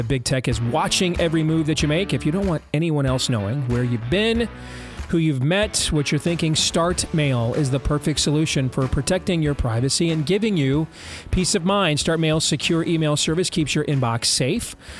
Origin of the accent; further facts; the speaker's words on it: Iowa, United States; My home state of Iowa right here, where we are broadcasting globally from